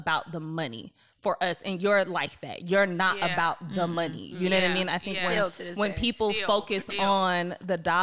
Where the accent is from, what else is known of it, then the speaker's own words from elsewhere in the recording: Atlanta, Georgia, United States; I'm from Atlanta, but my mom's side, everyone's from Columbus, and we spent every summer there.